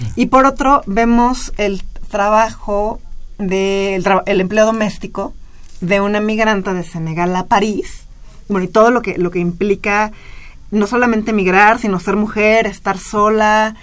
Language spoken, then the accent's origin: Spanish; Mexico; como mexicanos